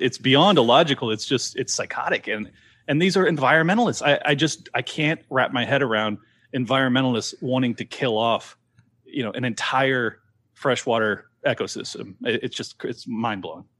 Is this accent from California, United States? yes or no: yes; San Diego, California, United States; born and raised in San Diego